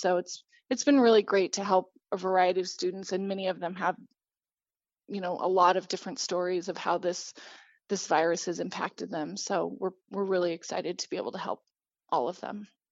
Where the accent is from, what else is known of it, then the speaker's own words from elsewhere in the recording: Grand Junction, Colorado, United States; I grew up in Grand Junction and, um, went to school here